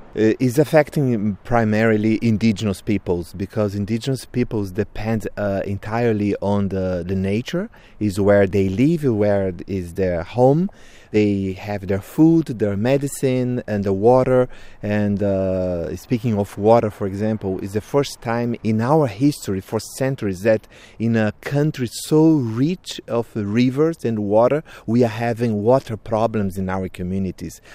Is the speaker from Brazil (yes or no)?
yes; Brazil; I'm from Krenak people in Brazil, Vanuiri clan